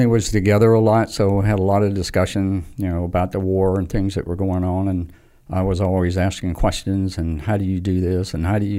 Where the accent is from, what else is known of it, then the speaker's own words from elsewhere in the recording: Walhalla, South Carolina, United States; South Carolina, a little town called Walhalla, not far from Clemson University